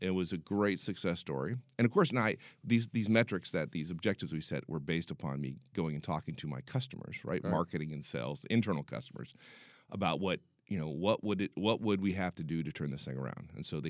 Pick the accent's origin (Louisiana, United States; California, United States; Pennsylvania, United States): California, United States; Pomona; also born or lived in San Francisco; I grew up in Southern California. {S0} Okay. {S1} In a place called Pomona. And then when I was nine, we moved up to San Francisco.